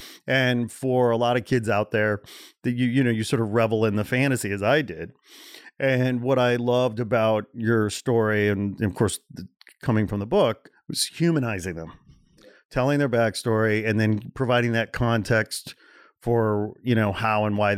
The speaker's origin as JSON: {"language": "English", "region": "Midwest", "country": "United States", "tie": "born or raised there", "said": "I grew up in the Midwest, right? So you have these fantasies, you know, in the Midwest when some big band breaks through"}